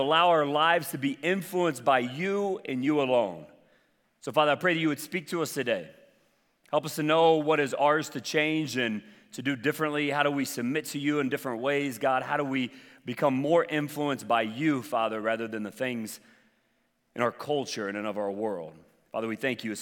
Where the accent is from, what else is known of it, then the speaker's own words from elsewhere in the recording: the South, United States; I'm from the South